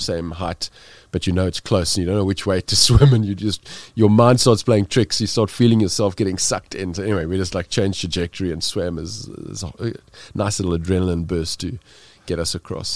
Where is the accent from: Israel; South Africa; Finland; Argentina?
South Africa; being South African